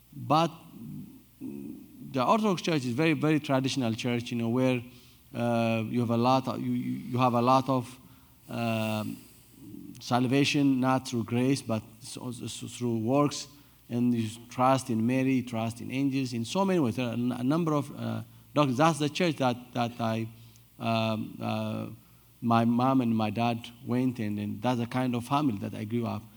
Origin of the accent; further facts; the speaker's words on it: Addis Ababa, Ethiopia; I was born and raised in Addis Ababa, the capital city